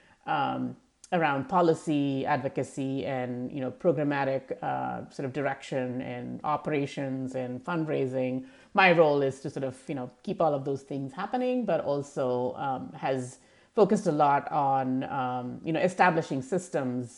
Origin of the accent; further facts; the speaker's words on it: New Delhi, Delhi, India; moved away as an adult; also born or lived in Thailand / Malaysia / Europe; now in United States; I grew up in India, in the capital city of India, New Delhi, and which is an urban center. And I spent the first 25 years or so of my life in India, in various parts of India.